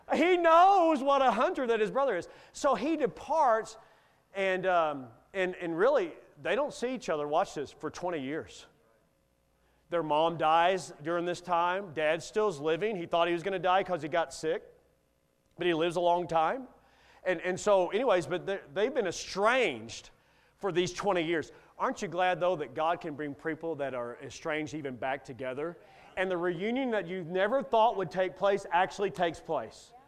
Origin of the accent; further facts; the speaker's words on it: Kentucky, United States; I grew up in Kentucky coon hunting